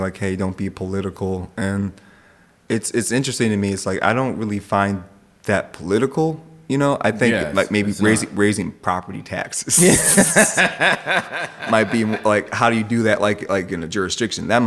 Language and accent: English; United States; as an American